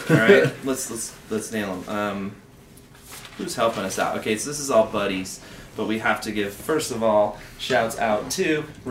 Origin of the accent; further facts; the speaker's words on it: New Jersey, United States; now in Denver, United States; New Jersey.